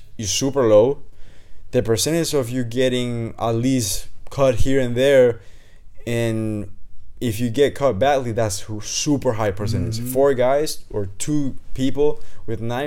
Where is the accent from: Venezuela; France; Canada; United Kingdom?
Venezuela; now in United States; I come from Venezuela.